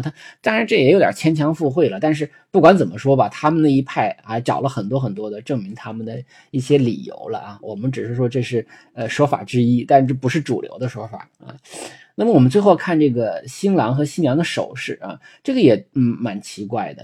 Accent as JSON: {"language": "Chinese", "country": "China", "said": "就是有点像我们中国人讲的男主外女主内"}